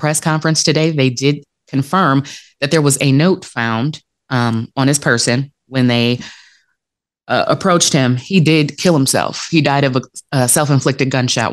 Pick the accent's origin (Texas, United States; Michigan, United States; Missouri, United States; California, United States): Michigan, United States; Detroit; the city of Detroit, which is my hometown